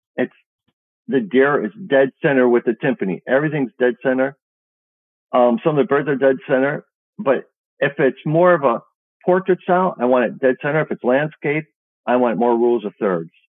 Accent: Chicago, Illinois, United States; I'm from Chicago

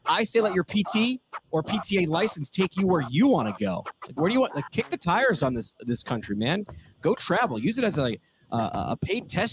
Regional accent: New York, United States; I'm from New York

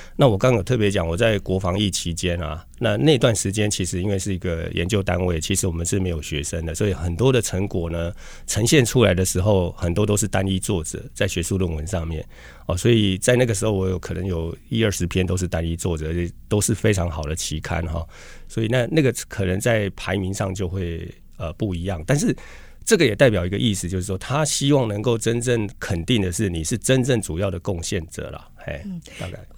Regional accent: Lukang, Changhua County, Taiwan; also born or lived in Taichung; 我想我是来自乡下啦，哈，鹿港小镇

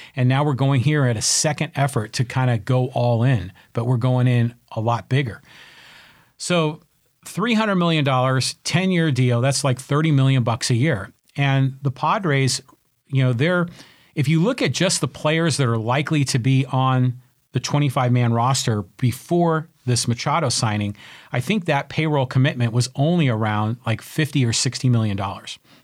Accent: San Francisco, California, United States; moved away as an adult; now in San Diego, United States; I was born in San Francisco, raised a Giants fan, and, um, Uh, I came, uh, to San Diego in eighty-two to go to college

